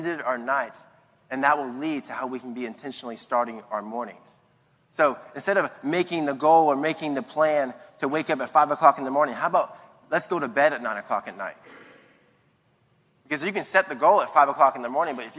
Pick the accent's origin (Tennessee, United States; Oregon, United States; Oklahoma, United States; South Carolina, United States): South Carolina, United States; Latson; also born or lived in Charleston, South Carolina; I'm from Latson, South Carolina